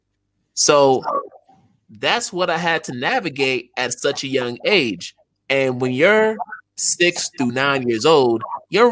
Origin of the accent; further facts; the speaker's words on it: United States; being Ghanaian and an American, I had to deal with that as an elementary school student